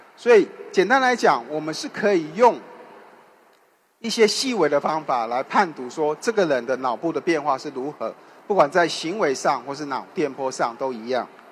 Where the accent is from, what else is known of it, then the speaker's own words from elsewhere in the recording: Taiwan; accent: Taiwanese; 就像我讲话可能有点台湾的口音一样